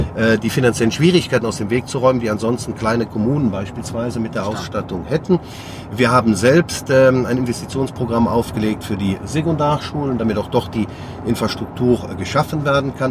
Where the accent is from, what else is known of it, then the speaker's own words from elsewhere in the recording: Sankt Vith, Wallonia, Belgium; Meine Heimatstadt St. Vit, aus der ich stamme